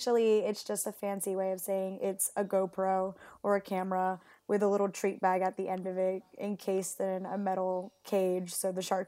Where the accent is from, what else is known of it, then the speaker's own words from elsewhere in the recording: Puerto Rico; English is a second language; also born or lived in Mexico; now in Perth, Australia; No, so I'm originally from Puerto Rico and Mexico. Oh. And funnily enough, I learned English in Mexico.